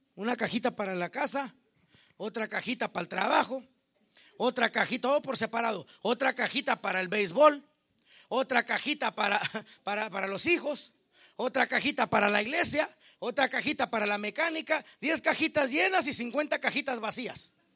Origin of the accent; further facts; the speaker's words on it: Mexico; Yo como mexicano